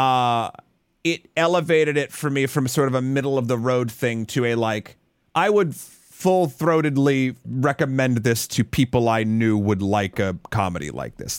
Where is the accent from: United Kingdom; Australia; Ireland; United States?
United States; me as an American